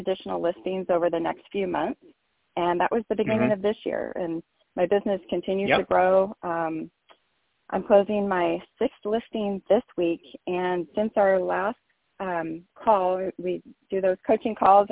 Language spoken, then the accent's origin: English; Rancho Cucamonga, California, United States; also born or lived in New York; I was born in New York, so I'm a transplant to California, but was nine, so pretty much lived here my entire life in Rancho Cucamonga